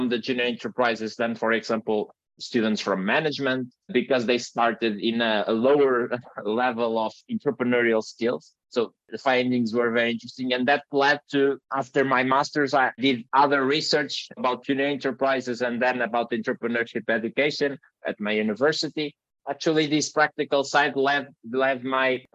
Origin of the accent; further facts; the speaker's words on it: Portugal; from Portugal, small country in the tail of Europe.